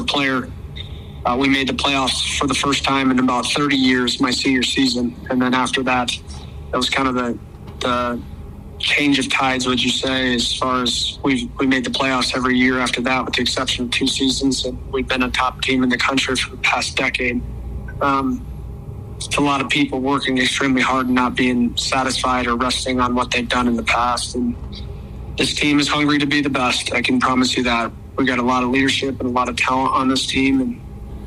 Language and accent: English; Arizona, United States; moved away as an adult; now in Brookings, United States; I'm from Arizona